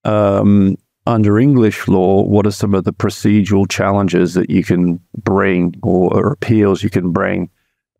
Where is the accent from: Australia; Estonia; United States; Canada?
Australia; moved away; when I was a child growing up in Australia